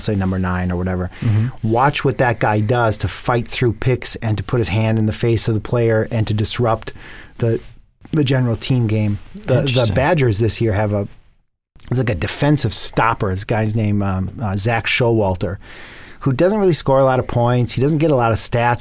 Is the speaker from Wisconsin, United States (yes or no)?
yes; Wisconsin, United States; I grew up in Wisconsin